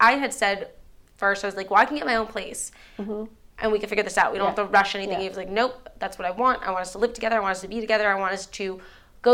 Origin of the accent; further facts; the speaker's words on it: Miami, Florida, United States; I'm born and raised in Miami